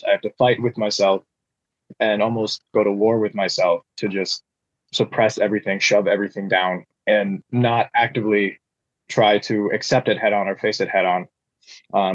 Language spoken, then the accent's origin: English; Upper Peninsula of Michigan, United States; where I grew up in the Upper Peninsula of Michigan